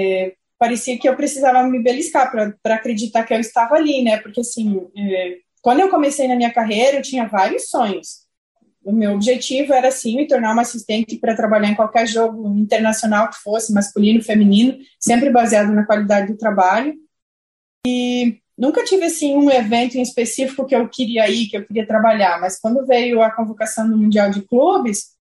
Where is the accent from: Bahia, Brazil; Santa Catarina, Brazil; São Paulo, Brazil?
Santa Catarina, Brazil; Saudades; na região onde eu morava, que chama Saudades, município onde eu cresci, onde eu nasci.